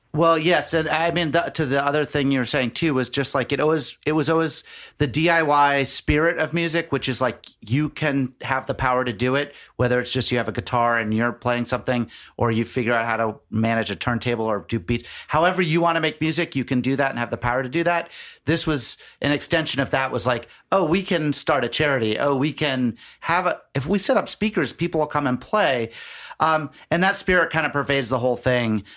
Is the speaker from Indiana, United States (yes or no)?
no; Nantucket, Massachusetts, United States; I grew up on Nantucket Island